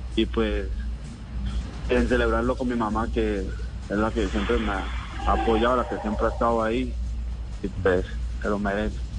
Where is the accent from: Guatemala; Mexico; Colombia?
Colombia; Guachené, Cauca; also born or lived in Caloto; yo nací en Caloto. Eh, soy de una vereda del municipio de Guachené llamada Yonetabla. Tabla y ahí vivo con mi mamá y mi, papá.